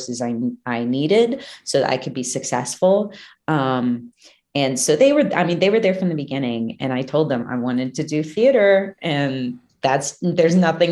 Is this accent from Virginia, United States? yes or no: yes; Manassas, Virginia, United States; I grew up in Manassas, Virginia, which is like this tiny, small town outside of DC.